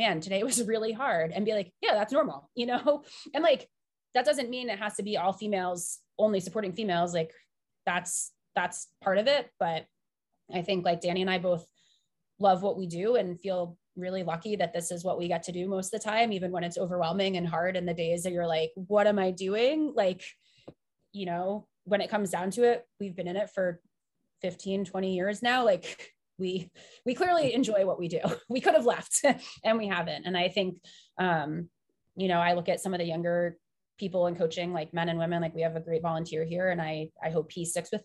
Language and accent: English; New England, United States; I grew up in New England